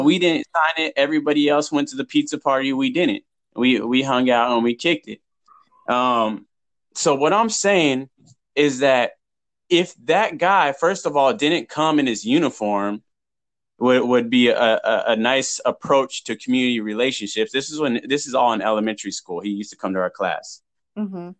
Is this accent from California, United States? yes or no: yes; Huntington Beach, California, United States; I grew up in Huntington Beach